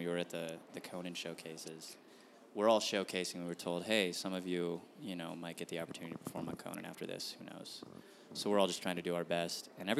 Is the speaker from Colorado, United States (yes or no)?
no; Phoenix, Arizona, United States; moved away as an adult; now in Los Angeles, United States; I started in Phoenix. I grew up in Phoenix, so I started comedy there too.